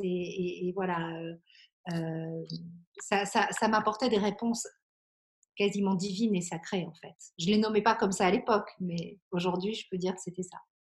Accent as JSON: {"language": "French", "country": "Belgium", "tie": "born or raised there", "moved": "yes", "lives_now": "Aix-en-Provence, France", "said": "j'ai grandi en Belgique"}